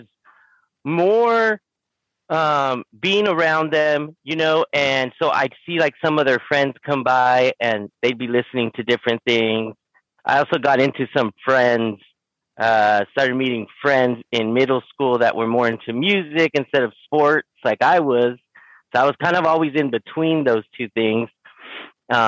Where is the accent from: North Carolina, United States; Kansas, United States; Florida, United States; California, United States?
California, United States; Chula Vista; I'm in Chula Vista. So I was born and raised in the South Bay